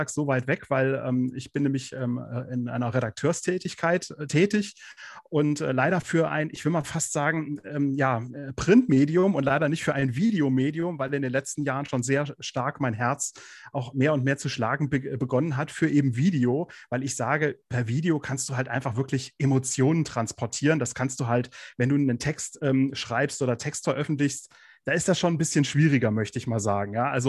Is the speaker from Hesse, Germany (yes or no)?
yes; Kassel, Hesse, Germany; wohne im schönen Nordhessen. Genauer gesagt äh, komme ich aus Kassel.